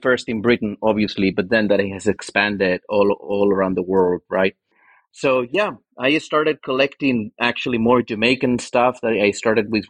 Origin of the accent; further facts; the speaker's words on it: Madrid, Community of Madrid, Spain; moved away as an adult; also born or lived in Asturias; now in Lancaster, United States; But I basically grew up in Madrid, culturally and all that. I'm from Madrid.